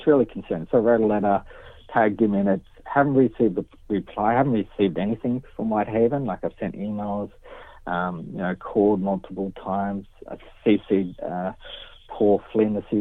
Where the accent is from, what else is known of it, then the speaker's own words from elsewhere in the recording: Gunnedah, New South Wales, Australia; I'm from Gundah, Aboriginal member